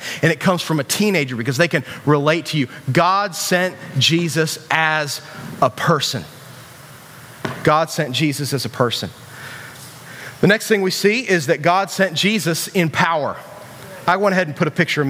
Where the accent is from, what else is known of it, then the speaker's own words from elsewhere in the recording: West Virginia, United States; we're from West Virginia